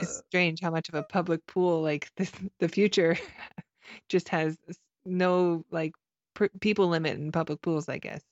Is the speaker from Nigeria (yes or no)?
no; Canada; I'm Canadian